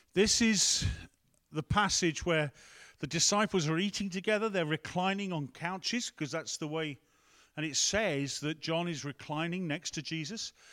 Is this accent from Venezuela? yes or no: no; England, United Kingdom; We're English here